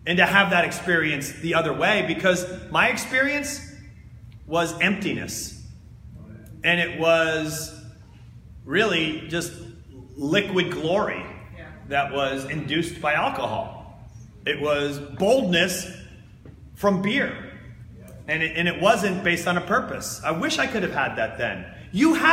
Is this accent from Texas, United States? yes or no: no; New Jersey, United States; I'm from New Jersey